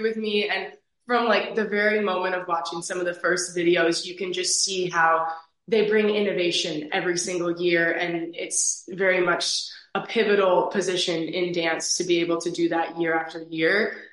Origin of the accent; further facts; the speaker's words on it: Eagan, Minnesota, United States; I'm originally from Eagan, Minnesota. I now live on campus at the University of Minnesota